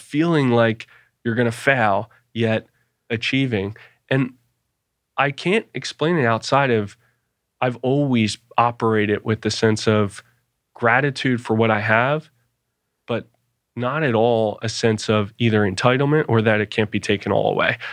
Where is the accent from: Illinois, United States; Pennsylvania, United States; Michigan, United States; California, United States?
Pennsylvania, United States; Philadelphia; I grew up in Philadelphia